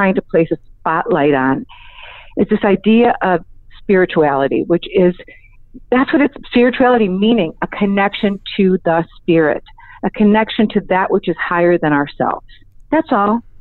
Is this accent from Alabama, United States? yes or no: no; Cleveland, Ohio, United States; also born or lived in Arizona; now in Los Angeles, United States; I grew up in Cleveland, Ohio.